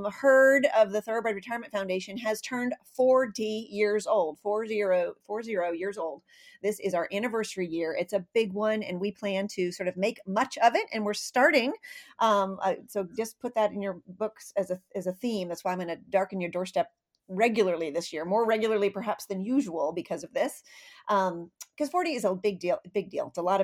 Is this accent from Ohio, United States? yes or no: no; California, United States; moved away; we are coming to my home state. We are going west. We are going out to California.